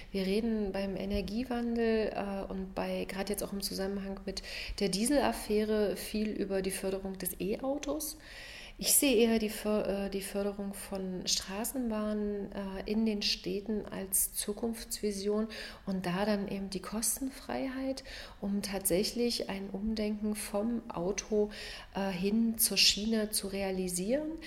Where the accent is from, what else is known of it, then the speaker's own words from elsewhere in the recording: Magdeburg, Saxony-Anhalt, Germany; born there; Ich bin in Magdeburg geboren, habe in Halle Rechtswissenschaften studiert